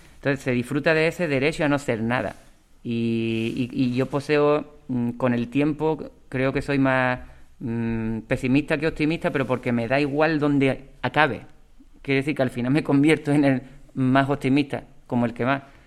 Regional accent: Ubrique, Andalusia, Spain; cuando llegue a mi pueblo

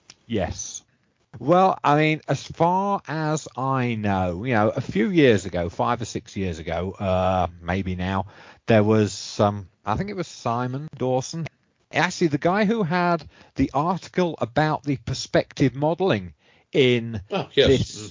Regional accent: England, United Kingdom; moved away; I was growing up in England

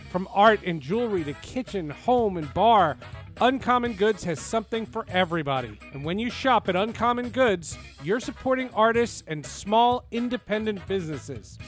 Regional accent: New Jersey, United States; also born or lived in Brooklyn, New York; I moved from Brooklyn to New Jersey

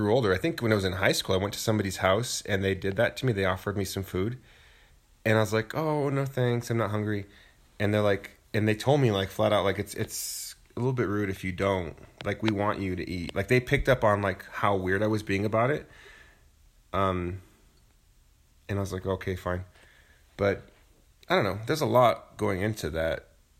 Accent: Santa Fe, New Mexico, United States; I grew up in Santa Fe.

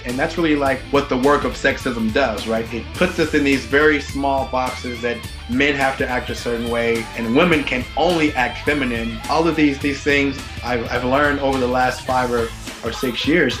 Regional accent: Louisiana, United States; growing up in the South, being a black man

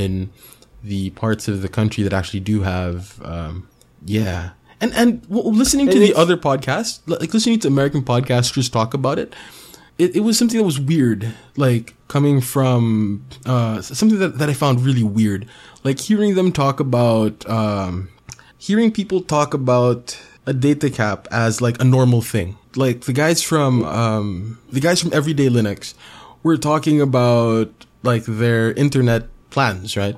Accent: Philippines

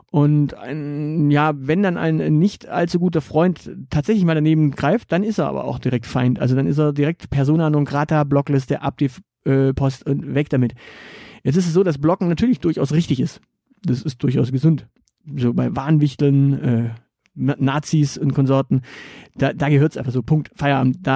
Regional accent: Stuttgart, Baden-Württemberg, Germany; Und das sage ich als Stuttgarter, äh, aus dem, aus dessen Stadt dieser Quatsch gerade aktuell kommt.

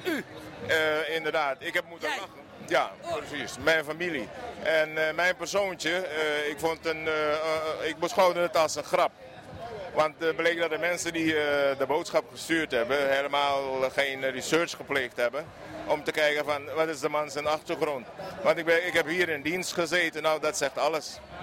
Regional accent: Suriname; now in Netherlands; ik ben Surinamer

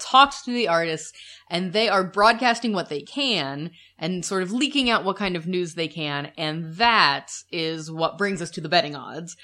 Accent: United States; We're the American couple

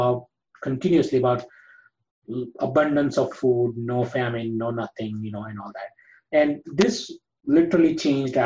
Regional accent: Gujarat, India; I am from Gujarat

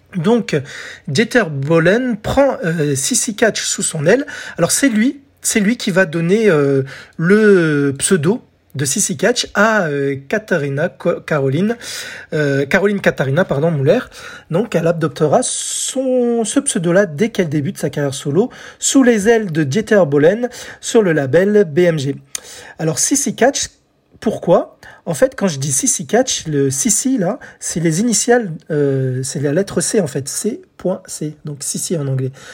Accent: France

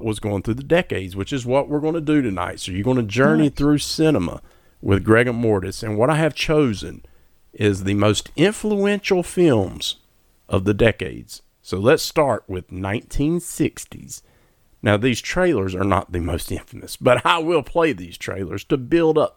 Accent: Mount Airy, North Carolina, United States; Mount Airy, my hometown, where I was born and raised, in Mount Airy, North Kakilaki.

